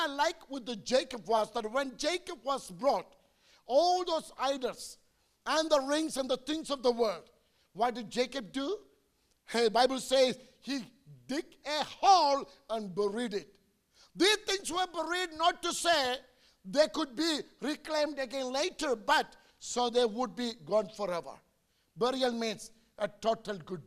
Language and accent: English; India; I'm an Indian preacher.